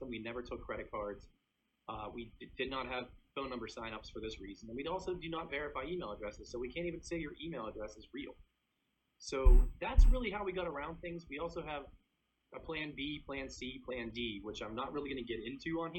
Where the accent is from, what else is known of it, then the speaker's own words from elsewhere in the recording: Pittsburgh, Pennsylvania, United States; I grew up in Pittsburgh and, you know, I have a Russian Polish family